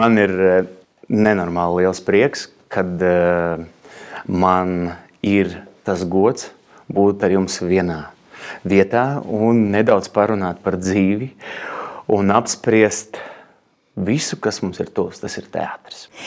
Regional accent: Ugāle, Ventspils Municipality, Latvia; now in Riga, Latvia; es esmu piedzimis kurzemē. Jā. Es nāku no tāda no Vēncpils novada. Ugāles pagastā tāda maza vietiņa

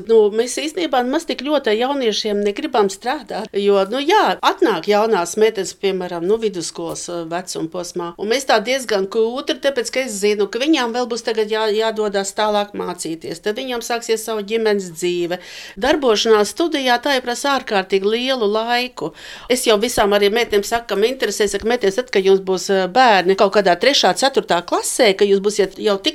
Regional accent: Riga, Latvia; now in Liepaja, Latvia; Nē es īstenībā esmu rīdziniece. Viss man bērnība pagāja pie Jugas ezera, tikai šai pusē, Rīvdabas muzejam pretējā pusē.

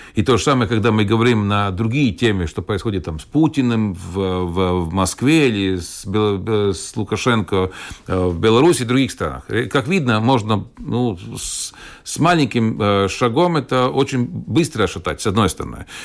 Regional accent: Valmiera, Vidzeme, Latvia; also born or lived in Purciems, Riga, Latvia; now in Jelgava, Latvia; бывший город Валмера, где, откуда я родом

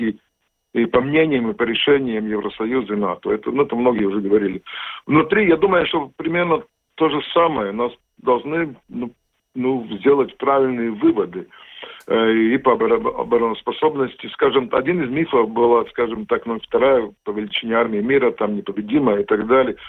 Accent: Latvia; Russian is a second language; я латвий, я латыш

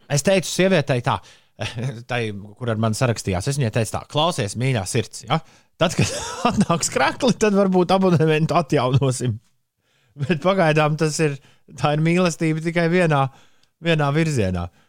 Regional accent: Riga, Latvia; tieši tāds bija manā bērnībā, Ulu Klusajā centrā.

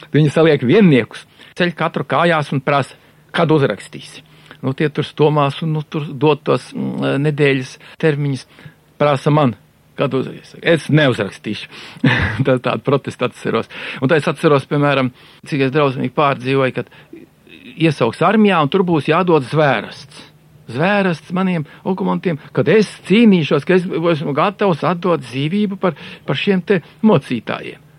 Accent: Dzelzava, Madona Municipality, Latvia; moved away; also born or lived in Riga; Tas nekas, ka es piedzimu Rīgā, bet uzaugu un savu apziņu ieguvu tur dzelzavā.

